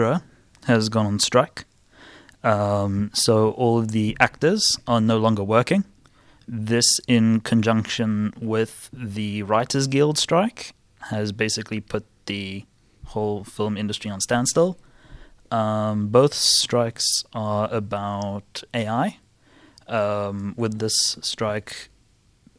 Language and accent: English; South Africa; I'm from South Africa